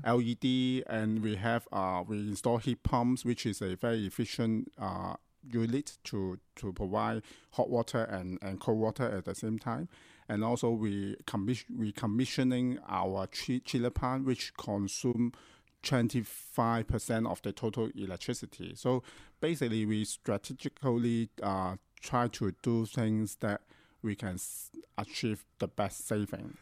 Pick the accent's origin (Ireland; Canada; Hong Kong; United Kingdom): Hong Kong; I grew up in Hong Kong